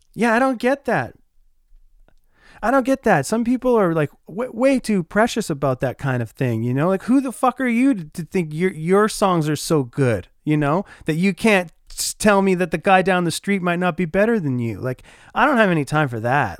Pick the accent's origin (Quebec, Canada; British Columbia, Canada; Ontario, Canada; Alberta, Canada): Ontario, Canada; Oshawa; moved away as an adult; now in Winnipeg, Canada; I grew up in Oshawa, Ontario, and call Winnipeg, Manitoba, Canada, home now for about eight years.